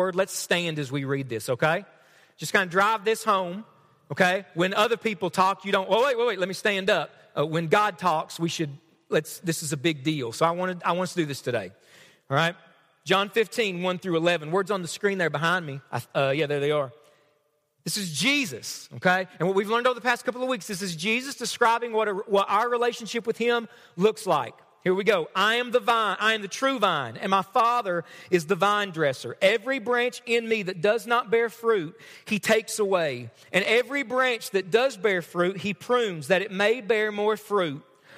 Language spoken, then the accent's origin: English; Knott County, Kentucky, United States; I'm from Knott County, all right? I'm from around here.